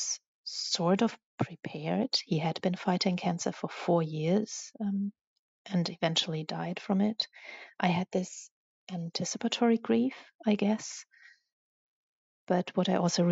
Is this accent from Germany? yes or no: yes; Germany; I'm from Germany